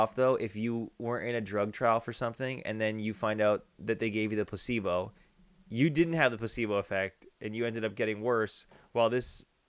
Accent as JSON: {"language": "English", "country": "Ireland", "said": "I'm Irish."}